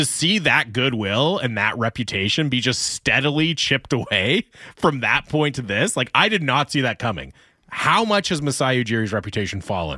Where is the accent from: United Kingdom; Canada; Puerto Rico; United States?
Canada; Montreal, Quebec; Because like, well, I'm from Montreal, like, of course I'm an expert in hockey.